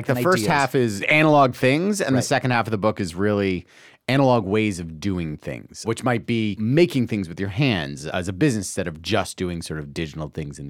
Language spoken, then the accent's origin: English; Toronto, Ontario, Canada; I'm from Toronto.